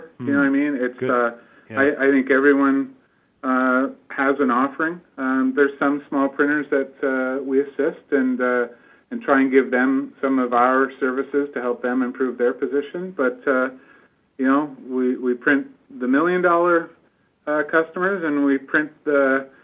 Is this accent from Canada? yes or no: yes; Ontario, Canada; moved away as an adult; now in Nova Scotia, Canada; I'm from Ontario, and, you know, I've been here for 2 years